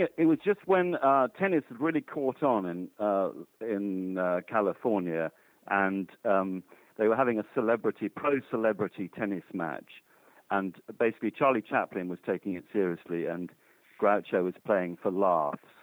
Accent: United Kingdom; being British myself

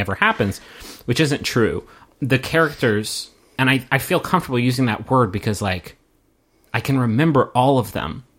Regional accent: United States; as American viewers

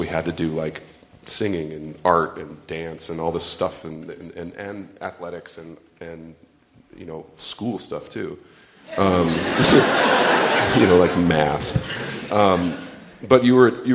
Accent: St. Louis, Missouri, United States; I grew up in St. Louis, Missouri

